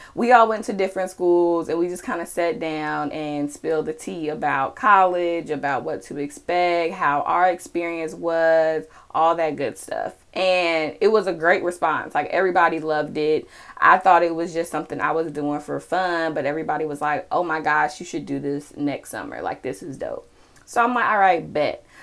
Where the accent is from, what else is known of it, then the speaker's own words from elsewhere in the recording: Charlotte, North Carolina, United States; I am from Charlotte, North Carolina